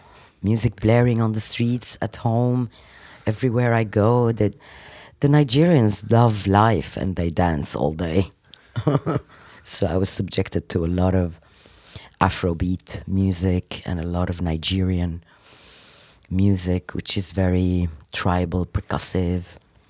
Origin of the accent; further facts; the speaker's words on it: Lebanon; also born or lived in Africa; now in London, United Kingdom; I was born in Africa. I lived... originally, I'm Lebanese, and now I'm English. London is my home.